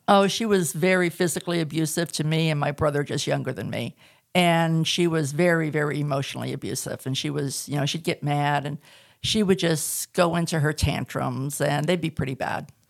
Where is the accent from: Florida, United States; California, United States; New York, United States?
California, United States; Southern; moved away as an adult; also born or lived in Tehachapi, California / Northwest Arkansas; now in Arkansas, United States; I was born and raised in Southern California, and the last three years we lived there, we moved up into the mountains and the desert at the same time, and there's a little place called Tehachapi